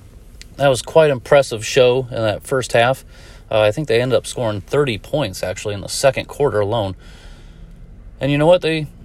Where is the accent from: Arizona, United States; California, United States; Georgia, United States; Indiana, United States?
Indiana, United States; Fort Wayne; I'm from Fort Wayne, Indiana